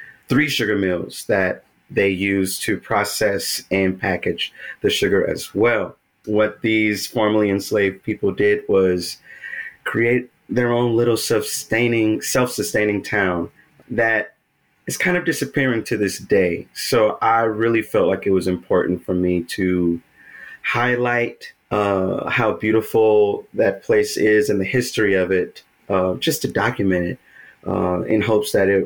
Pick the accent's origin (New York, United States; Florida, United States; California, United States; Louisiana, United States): Louisiana, United States; Hilleryville; Hilleryville is a very, very small incorporated town in the Atchafalaya Basin of Louisiana.